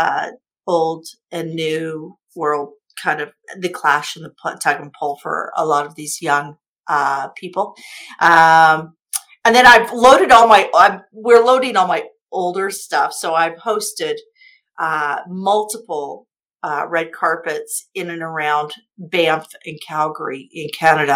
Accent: Kansas, United States; moved away; I came from Kansas from a trailer park. I came from a trailer park with no high school education

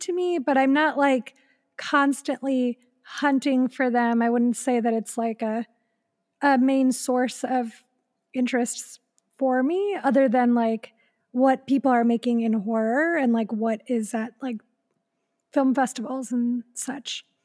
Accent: Elyria, Ohio, United States; moved away; in my hometown, like, in Elyria, Ohio

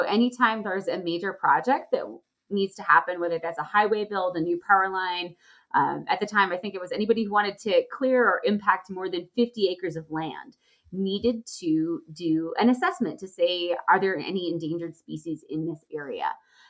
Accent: Charlotte, North Carolina, United States; I grew up just outside of Charlotte, North Carolina, and really had a strong outdoor childhood.

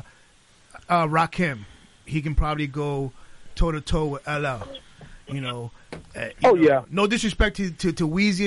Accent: New York, United States; I'm a New York guy

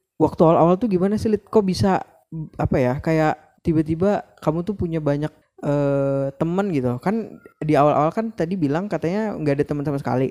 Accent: Banjarbaru, South Kalimantan, Indonesia; moved away as an adult; now in Banjarmasin, Indonesia; aku kan dari Banjarbaru

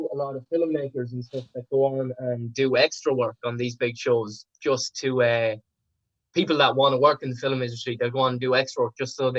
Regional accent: Sligo, Connacht, Ireland; I've lived in Sligo all my life

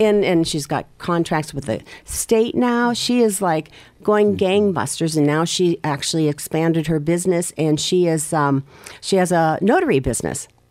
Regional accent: Erie, Pennsylvania, United States; I grew up in Harbor Creek.

